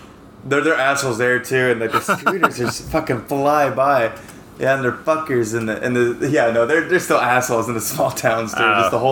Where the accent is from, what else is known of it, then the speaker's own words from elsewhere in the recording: United States; moved away as an adult; also born or lived in Seattle; now in Taipei, Taiwan; I'm too American to drive in this shit because we're very nice in America.